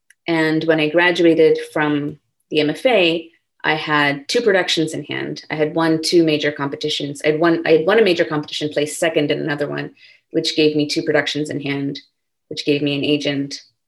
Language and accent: English; India; also born or lived in California, United States / Singapore; I was born in California, but like I mentioned, we moved to Singapore when I was 6, and then we moved to India when I was 9. So we were living in different places, and I mostly grew up in India.